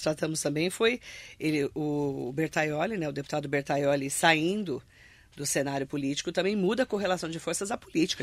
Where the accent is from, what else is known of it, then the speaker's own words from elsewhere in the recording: Alto Tietê region, São Paulo, Brazil; que somos da região do Alto Tietê